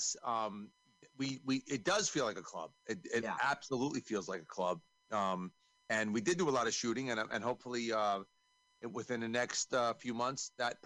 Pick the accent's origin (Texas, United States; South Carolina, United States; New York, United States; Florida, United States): New York, United States; I'm from New York